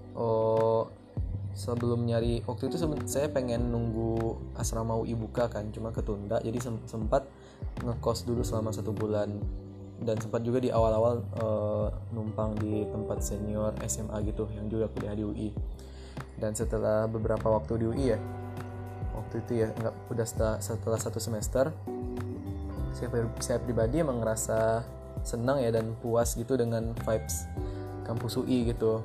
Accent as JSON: {"language": "Indonesian", "town": "Lubuk Basung", "region": "West Sumatra", "country": "Indonesia", "tie": "born or raised there", "also_born_or_lived": "Jakarta", "accent": "Minang", "moved": "as an adult", "lives_now": "Depok, Indonesia", "said": "setelah saya ngerantau dari, dari kampung ya, dari Sumatera Barat, saya pun juga di Sumatera Baratnya bukan di Kota Padang gitu. Eh, nama daerah saya, Bubuk Basung"}